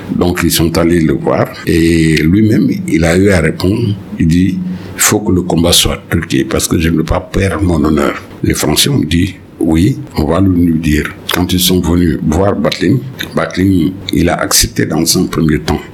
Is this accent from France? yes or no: no; Senegal; mon pays en tant que Sénégalais